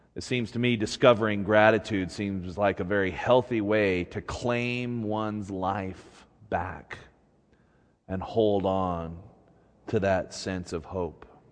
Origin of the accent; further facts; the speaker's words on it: Utah, United States; moved away as an adult; also born or lived in Seattle; growing up in Utah has always been a mixed bag of blessing and curses. On the one hand, I grew up feeling like an outsider